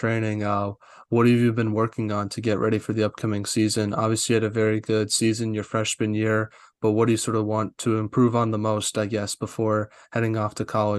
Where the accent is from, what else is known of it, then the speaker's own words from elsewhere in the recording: United States; tough day for me as an American